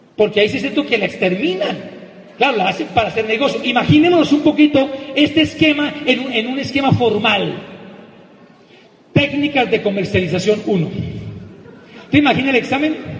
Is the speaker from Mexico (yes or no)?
no; Popayán, Cauca, Colombia; en el seminario de Popayán, de mi tierra, donde tenemos negocio